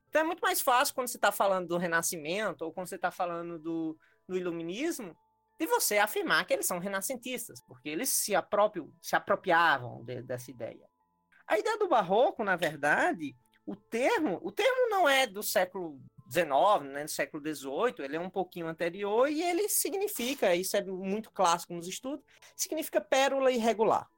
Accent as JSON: {"language": "Portuguese", "region": "Ceará", "country": "Brazil", "tie": "born or raised there", "also_born_or_lived": "Paraíba / Minas Gerais", "moved": "yes", "lives_now": "Brasília, Brazil", "said": "eu sou um paraíba cearense, eu nasci no Ceará, mas Fiz minha formação acadêmica toda na Paraíba"}